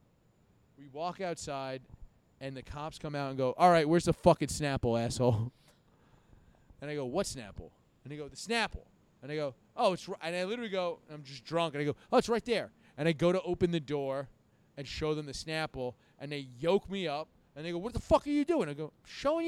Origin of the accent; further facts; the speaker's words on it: New York, United States; I'm from New York